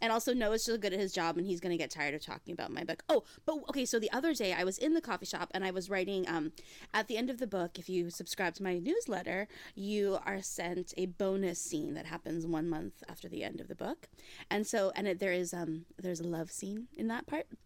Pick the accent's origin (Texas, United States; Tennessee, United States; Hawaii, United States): Hawaii, United States; I grew up in Hawaii